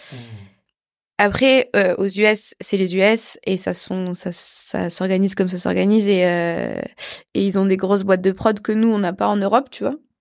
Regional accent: France; je suis européenne, enfin, je suis française

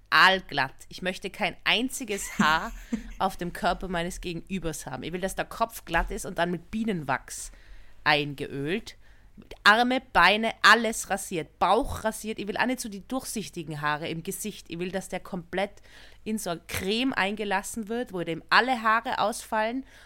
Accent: Innsbruck, Tyrol, Austria; in ein Hotel in, einem, in der Nähe von Innsbruck, also von meiner Heimatstadt

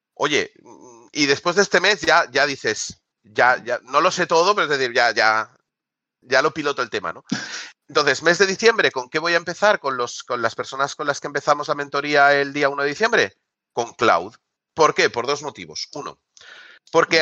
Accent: Barcelona, Catalonia, Spain; yo soy de Barcelona

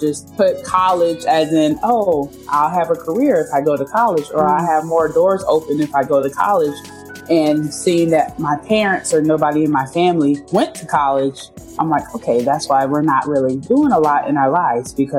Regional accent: Minnesota, United States; I was born in Minnesota

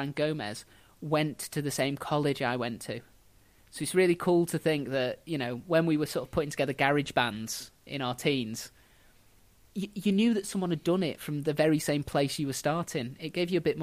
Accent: Southport, North West England, United Kingdom; my hometown of Southport is quite unusual in the UK

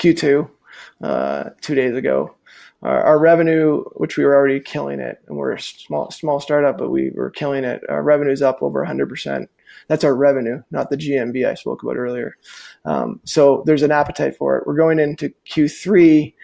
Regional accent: Calgary, Alberta, Canada; my hometown where I'm sitting today

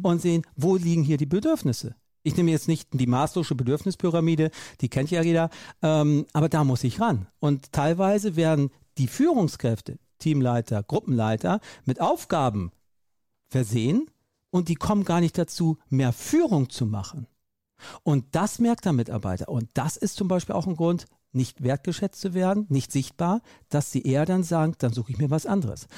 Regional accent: Hamburg, Germany; ich bin groß geworden in Hamburg

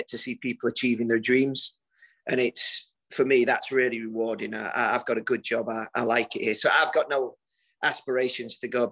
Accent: Yorkshire and the Humber, United Kingdom; moved away as an adult; also born or lived in Derby / Sheffield; now in South Carolina, United States; We grew up together in East Yorkshire

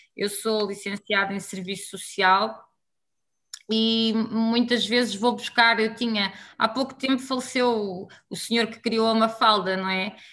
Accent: Alcobaça, Centro, Portugal; moved away as an adult; also born or lived in Poland; now in Angola; sou, sou, sou de Portugal, não é? E já estou cá há, há muito tempo, portanto acho que também já sou assim uma mistura daquilo que tem sido o meu percurso Somos de Alcobaça

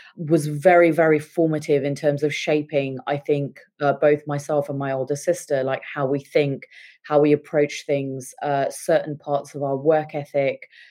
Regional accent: England, United Kingdom; also born or lived in India; I uh, was born and brought up in England, but when I was seven, my parents decided that they wanted us all to move back to India

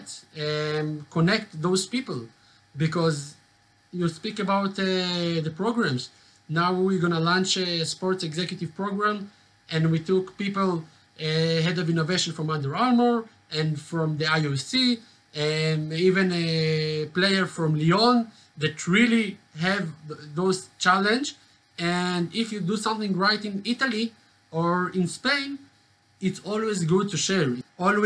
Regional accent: Jerusalem, Jerusalem District, Israel; I'm from Jerusalem, born and raised

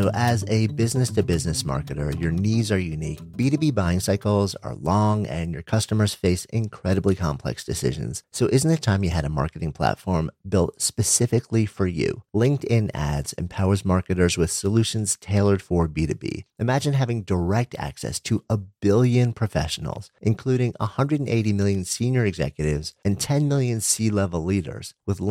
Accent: New York, United States; I grew up right outside of New York City.

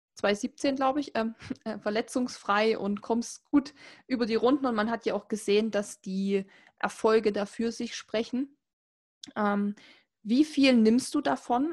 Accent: Saxony, Germany; ich komme aus Sachsen, also hört man auch und kriegt man eigentlich auch nie weg

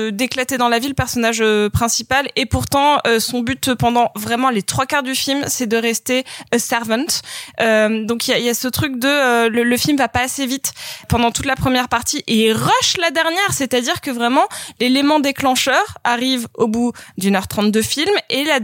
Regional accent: New York, United States; born there; je suis née à New York mais euh, mes origines sont en Inde

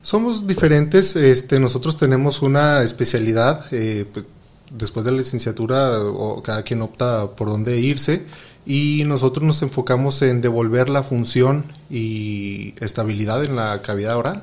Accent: Mexico; somos mexicanos

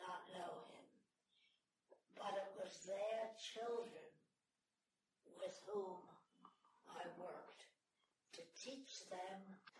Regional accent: Larchmont, New York, United States; I was born in New York City, but I grew up in Westchester, Larchmont, New York

